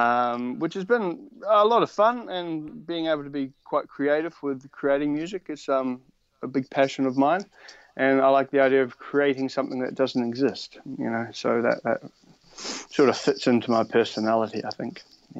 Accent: New Zealand; moved away as an adult; now in Australia; and then I moved to Australia from New Zealand and carried on pursuing writing music.

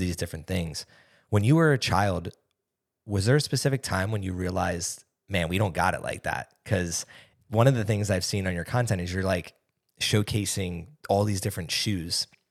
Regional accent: East Coast, United States; moved away; I grew up on the East Coast

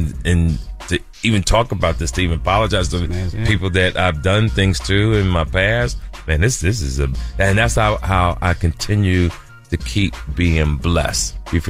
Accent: Jersey City, New Jersey, United States; We're all from Jersey City, New Jersey.

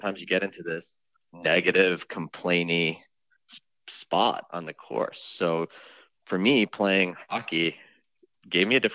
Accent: New York area, United States; also born or lived in Easton, Connecticut; I grew up in the New York area

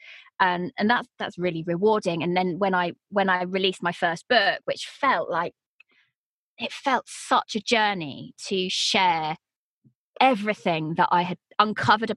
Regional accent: United Kingdom; accent: British; they like a British voice

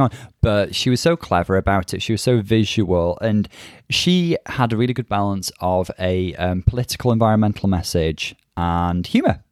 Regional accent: North Wales, United Kingdom; I'm from North Wales

